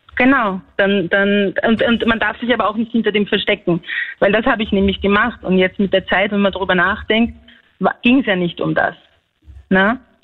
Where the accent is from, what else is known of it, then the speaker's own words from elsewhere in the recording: Austria; ich bin ja eigentlich aus Grenz.